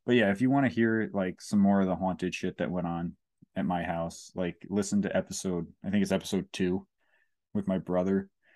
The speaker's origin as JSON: {"language": "English", "town": "Kingston", "region": "New York", "country": "United States", "tie": "born or raised there", "also_born_or_lived": "Saugerties, New York", "said": "I grew up in Kingston, but I moved to Saugerties when I was eleven"}